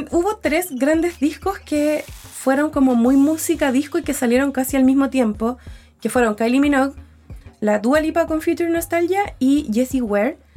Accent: Concepción, Biobío, Chile; Yo soy penquista

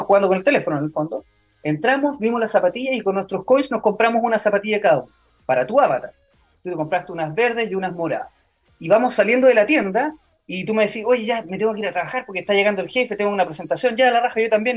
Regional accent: Chile; also born or lived in New York; soy chileno

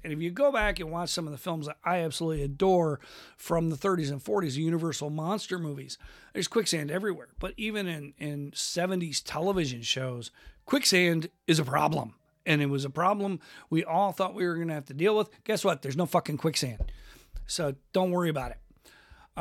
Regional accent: Western New York, United States; now in Washington, United States; where I grew up in Western New York, we had Hess gas stations

